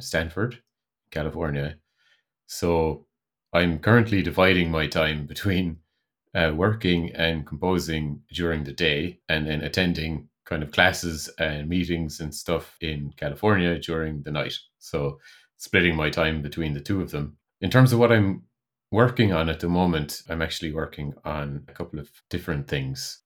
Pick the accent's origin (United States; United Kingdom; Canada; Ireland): Ireland; moved away as an adult; also born or lived in Netherlands; I moved back to Ireland from the Netherlands, where I was living for three years